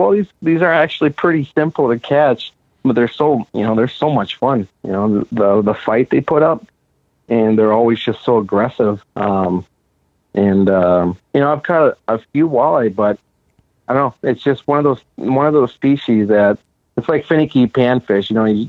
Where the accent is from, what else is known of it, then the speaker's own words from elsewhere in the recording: Chatfield, Minnesota, United States; I grew up here in Chatfield